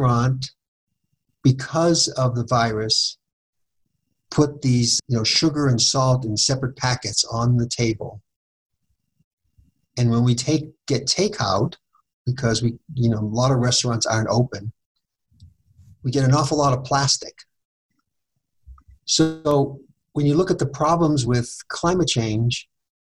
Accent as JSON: {"language": "English", "town": "Boston", "region": "Massachusetts", "country": "United States", "tie": "born or raised there", "moved": "yes", "lives_now": "Fort Collins, United States", "said": "I grew up in Boston where we had public transportation."}